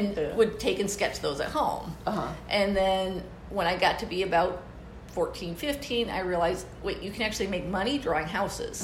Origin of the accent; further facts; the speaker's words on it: East Lansing, Michigan, United States; also born or lived in Arizona; now in Tempe, United States; I'm originally from Michigan and grew up around East Lansing area